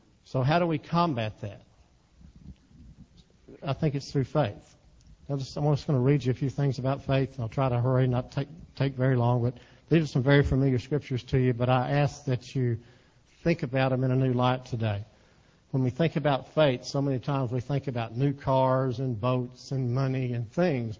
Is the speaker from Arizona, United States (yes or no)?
no; Texas, United States; I'm from Texas. We talk to ourselves in Texas